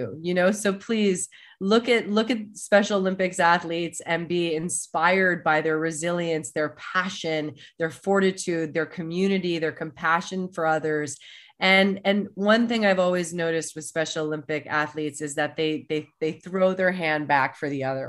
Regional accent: Germany; moved away; my heritage is I was born in Germany.

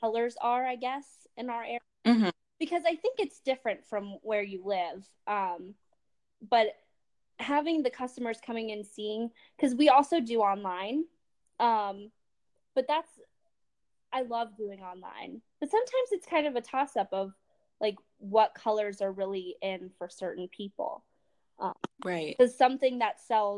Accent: Harrisburg, Pennsylvania, United States; I'm from Harrisburg area, Pennsylvania area

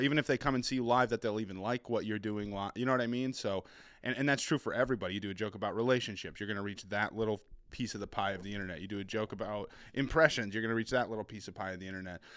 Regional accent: New Hampshire, United States; accent: New England; also born or lived in Boston / Seattle; I was born in Boston, and then my, my family lived there for a few years, and I moved to Seattle, uh, for, like, a chunk of my childhood, then we moved back, and I've been bouncing around New Hampshire ever since

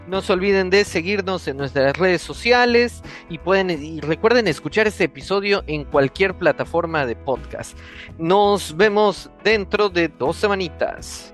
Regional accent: Mexico; somos, somos mexicanos, somos latinos

